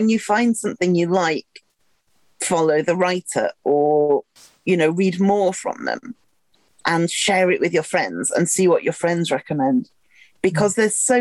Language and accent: English; Wigan, North West England, United Kingdom; now in Sheffield, United Kingdom; I grew up in Wigan, which is your side of the Pennines